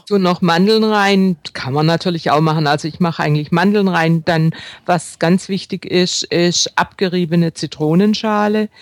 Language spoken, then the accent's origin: German; Baden-Württemberg, Germany; bei uns im Schwäbischen oder auch im Badischen, wo ich herstamme